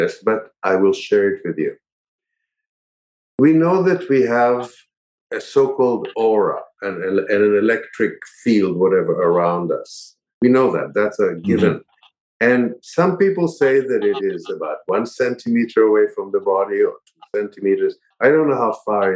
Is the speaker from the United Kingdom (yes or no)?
no; Israel; moved away as an adult; also born or lived in New York; I grew up in Israel